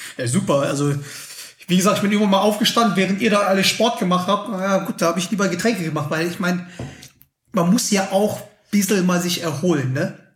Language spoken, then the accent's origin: German; Schwelm, North Rhine-Westphalia, Germany; now in Munich, Germany; ich bin nämlich da in Schwelm aufgewachsen